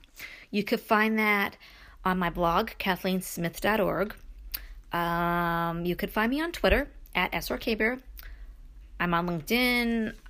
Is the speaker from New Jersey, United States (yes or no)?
no; Brooklyn, New York, United States; I mean, I grew up in Brooklyn, okay? So moving to upstate New York, seriously, people, you know, cows in the field and all that, it was a change.